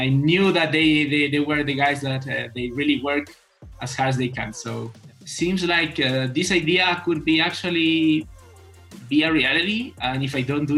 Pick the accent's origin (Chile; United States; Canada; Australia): Chile; I'm from Chile